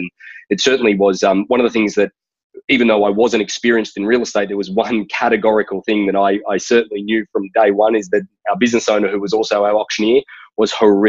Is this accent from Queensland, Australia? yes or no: yes; Brisbane, Queensland, Australia; moved away as an adult; now in California, United States; I grew up in Forest Lake, a lot of people call that place Inala Ponds if you're from Brisbane.